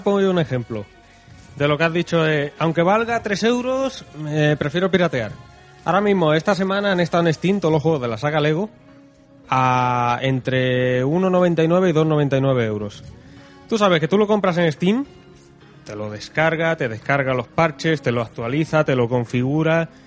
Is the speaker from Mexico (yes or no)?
no; Spain; somos los españoles